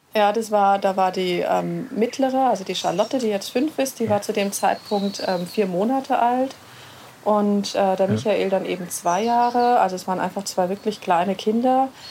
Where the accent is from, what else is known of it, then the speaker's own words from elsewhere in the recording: Hesse, Germany; moved away as an adult; now in Regensburg, Germany; Ich komme eigentlich aus Hessen und bin dann eben vor acht Jahren nach Regensburg gekommen